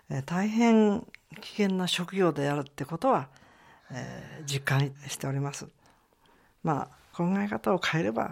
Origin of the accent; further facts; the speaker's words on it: Gunma, Japan; あのやはり群馬の出身でございますからもろカカア殿下かもしれ